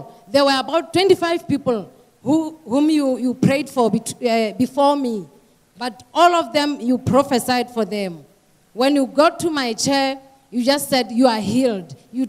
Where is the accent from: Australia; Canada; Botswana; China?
Botswana; Gaborone, South-East District; I come from Gaborone, Botswana.